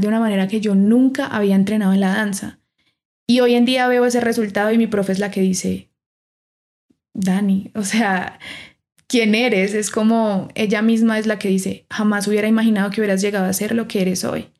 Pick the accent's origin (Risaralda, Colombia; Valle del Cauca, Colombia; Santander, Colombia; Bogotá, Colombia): Risaralda, Colombia; Pereira; moved away as an adult; now in Bogotá, Colombia; Me gradué de la Universidad Tecnológica de Pereira, yo soy de Pereira